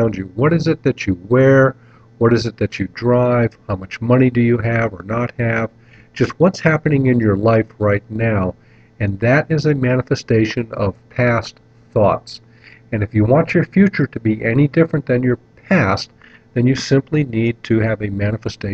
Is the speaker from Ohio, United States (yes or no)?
yes; North Kingsville, Ohio, United States; when I was a kid growing up in North Kingsville, Ohio